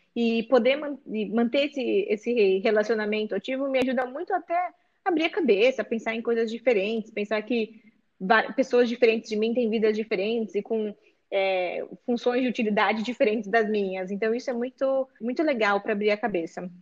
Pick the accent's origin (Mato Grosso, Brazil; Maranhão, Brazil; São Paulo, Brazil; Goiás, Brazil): São Paulo, Brazil; Sorocaba; now in São Paulo, Brazil; Eu sou aqui do interior de São Paulo, de, de Sorocaba, mas já moro em São Paulo há